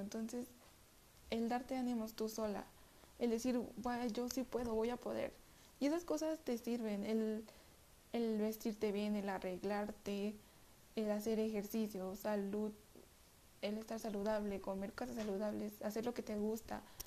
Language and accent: Spanish; Mexico City, Mexico; soy de la Ciudad de México